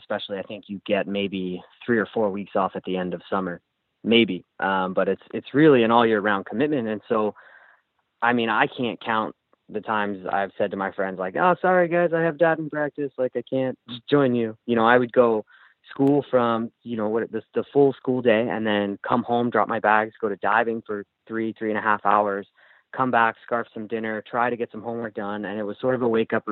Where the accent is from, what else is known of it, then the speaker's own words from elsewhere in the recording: Ewing, New Jersey, United States; I grew up in Ewing, New Jersey, on the east coast of the U.S.